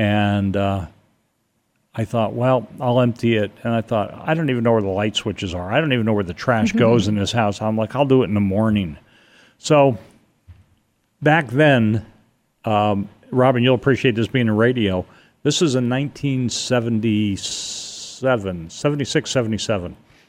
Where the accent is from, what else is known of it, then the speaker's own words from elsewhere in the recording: Stamford, Connecticut, United States; I grew up pretty much in Stamford, Connecticut.